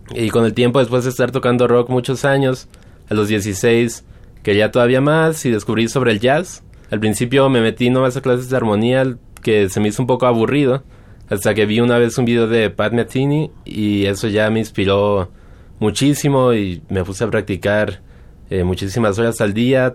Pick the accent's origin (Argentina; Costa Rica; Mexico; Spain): Mexico; Guadalajara, Jalisco; Yo soy de Guadalajara, eh, nací hace muchos años y estudié con el maestro eh, Alfredo Vázquez a la edad de siete años